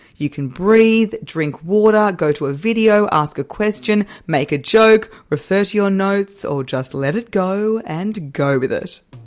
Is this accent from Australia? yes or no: yes; Australia; I am Australian.